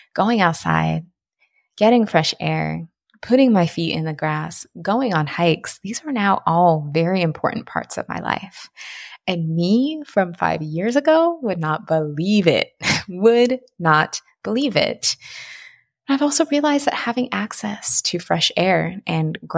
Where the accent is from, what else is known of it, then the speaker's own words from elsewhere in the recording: Pacific Northwest, United States; I'm from the Pacific Northwest